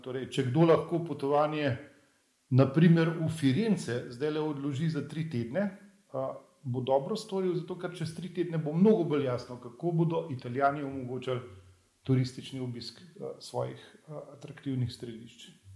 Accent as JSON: {"language": "Slovenian", "region": "Upper Carniola", "country": "Slovenia", "said": "jaz sem sicer gorenc"}